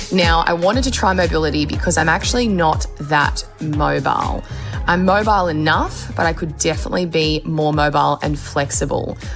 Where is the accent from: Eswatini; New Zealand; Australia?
Australia